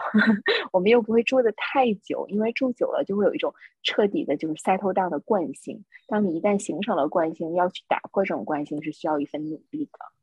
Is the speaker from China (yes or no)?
yes; Northeast China, China; accent: Northeastern; moved away as an adult; also born or lived in Seattle, United States; now in Europe; 用我们东北话说就是精神头儿特别足